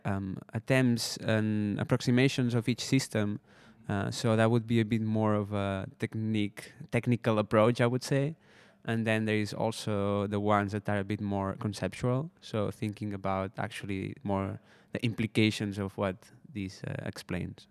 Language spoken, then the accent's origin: English; Spain; moved away as an adult; also born or lived in Barcelona; now in Netherlands; I'm from Spain, uh, and I studied, uh, audiovisual design for two years in Barcelona.